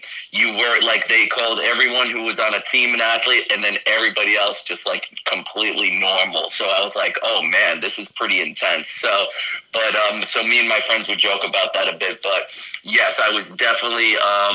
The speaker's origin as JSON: {"language": "English", "town": "New York City", "region": "New York", "country": "United States", "tie": "born or raised there", "also_born_or_lived": "Florida", "moved": "yes", "said": "growing up in Brooklyn in like a huge city"}